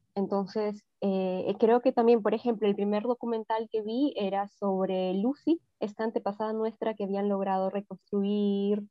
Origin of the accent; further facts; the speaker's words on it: Trujillo, El Mango, La Libertad, Peru; nací en Trujillo, ¿no? Pero viví varios años de mi infancia eh, en un pueblito bien chiquitico que se llama El Mango